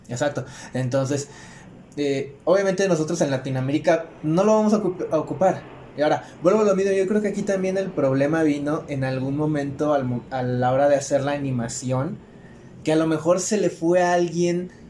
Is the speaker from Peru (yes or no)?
no; Chilpancingo, Guerrero, Mexico; also born or lived in Acapulco; now in Mexico City, Mexico; yo soy de Chilpancingo. Nada más estoy aquí entre semana